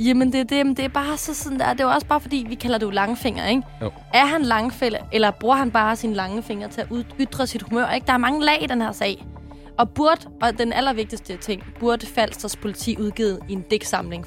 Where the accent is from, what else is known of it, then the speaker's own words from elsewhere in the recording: Sorø, Zealand, Denmark; jeg kommer fra Sorø